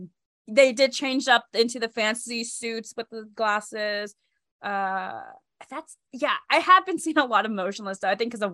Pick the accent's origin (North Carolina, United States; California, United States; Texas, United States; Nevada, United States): Texas, United States; El Paso; I'm from El Paso, Texas.